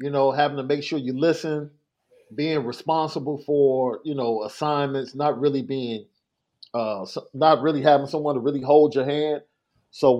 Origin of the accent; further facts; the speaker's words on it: Chicago, Illinois, United States; I came from Morgan Park, bro. Right? One of the best academic schools at that time